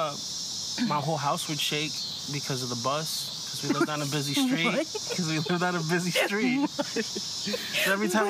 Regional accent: Chicago, Illinois, United States; first language Spanish; English is a second language; Grew up, born and raised Chicago. Came out my mom July 6, 1987. At 12:03 a.m.

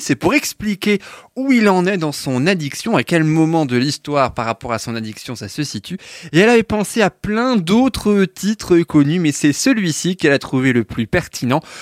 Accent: France; chez nous en France

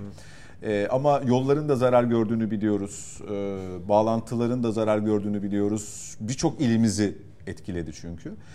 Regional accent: Istanbul, Turkey; Şimdi ben İstanbul'da yaşıyorum uzun süredir. İstanbul'da doğduğum için burası benim şehrim.

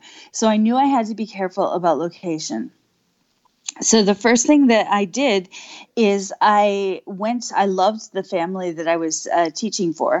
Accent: Wisconsin, United States; now in Virginia, United States; I'm originally from Wisconsin

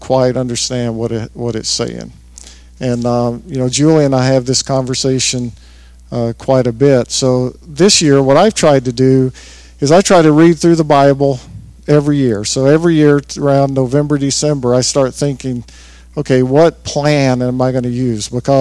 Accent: the South, United States; growing up in the South, a lot of people prayed in King James

